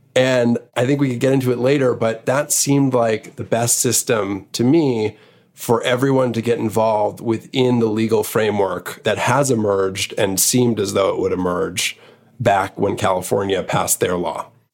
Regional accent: Montreal, Quebec, Canada; moved away as an adult; also born or lived in New York; I was born in New York, but really grew up in Montreal from seven till college

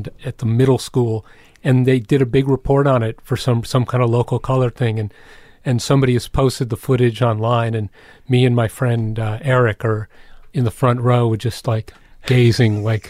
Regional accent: Croton-on-Hudson, New York, United States; also born or lived in Queens, New York; I was born in Queens, and my family moved to Westchester immediately, so I have no memory of Queens.

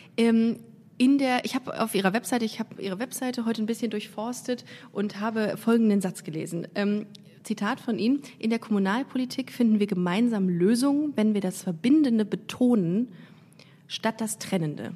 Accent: Düsseldorf, North Rhine-Westphalia, Germany; now in Cologne, Germany; Also ich komme aus Düsseldorf

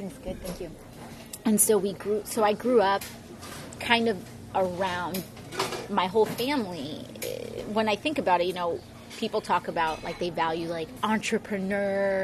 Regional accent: New York City, New York, United States; also born or lived in Puerto Rico; My family, a lot of my family is from Hunts Point, like Longwood, Southern Boulevard area. So I grew up a lot around there

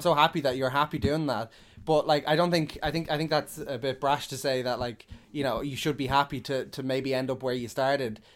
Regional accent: Drogheda, Leinster, Ireland; also born or lived in Dublin; I'm from Dublin, but I grew up in, in, in Drogheda

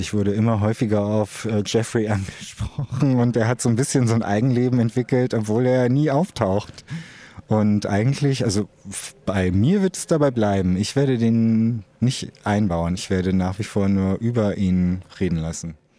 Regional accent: Osnabrück, Lower Saxony, Germany; in meiner Heimatstadt Osnabrück

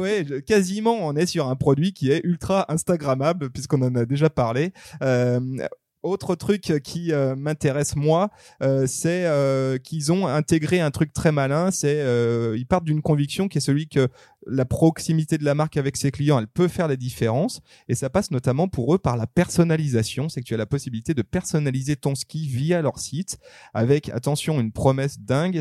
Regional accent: upper Arve valley, Auvergne-Rhône-Alpes, France; je suis né dans la Dynastar Valley, on va dire, c'est-à-dire dans la haute vallée de l'Arve

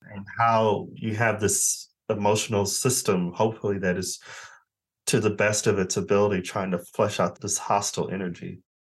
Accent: Arizona, United States; moved away as an adult; now in United Kingdom; I'm originally from Arizona

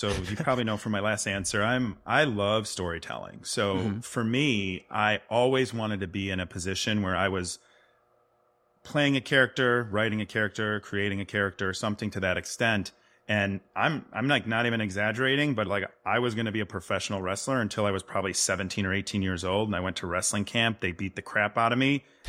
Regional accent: Rolling Meadows, Illinois, United States; No, you tracked me down. Yeah, I grew up in and around Rolling Meadows, Illinois. It's about 25 miles outside of Chicago.

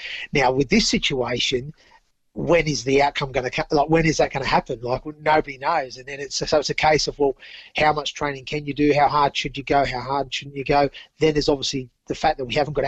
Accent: Central Coast, New South Wales, Australia; also born or lived in Torquay, England; we're from the Central Coast

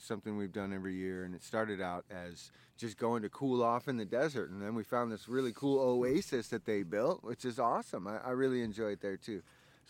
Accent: Pacific Northwest, United States; We're from the Pacific Northwest

